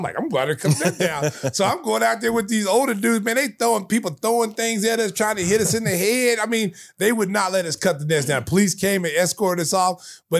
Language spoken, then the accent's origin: English; Oklahoma, United States; when they found out I was from Oklahoma